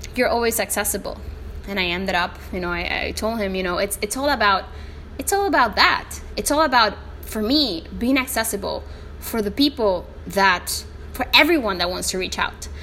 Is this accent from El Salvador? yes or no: yes; El Salvador; first language Spanish; English is a second language; my country, El Salvador